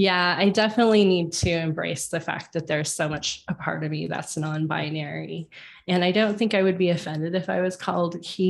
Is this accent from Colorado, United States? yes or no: yes; Colorado, United States; moved away as an adult; also born or lived in Kansas City; I moved from Kansas City back to Colorado. I'm a native in Colorado